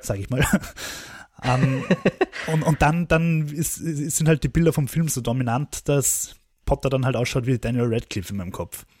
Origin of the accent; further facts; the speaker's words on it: Austria; als Österreicher